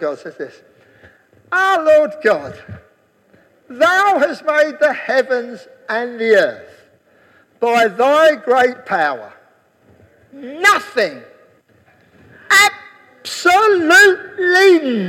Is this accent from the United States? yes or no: no; England, United Kingdom; I'm English.